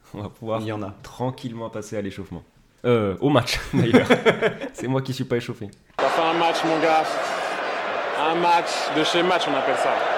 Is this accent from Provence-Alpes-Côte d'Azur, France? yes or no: no; Ain, Auvergne-Rhône-Alpes, France; accent: Ain; mon accent du département de l'Ain